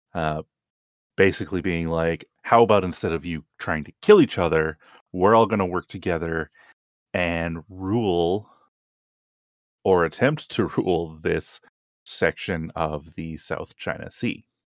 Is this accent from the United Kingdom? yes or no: no; Canada; as a Canadian